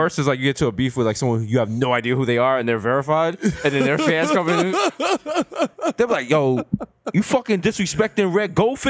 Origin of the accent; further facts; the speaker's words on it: New York City, New York, United States; Now, me being from 233rd in the Bronx